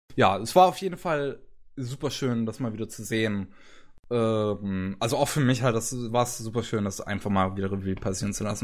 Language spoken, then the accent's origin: German; Germany; bei uns in Deutschland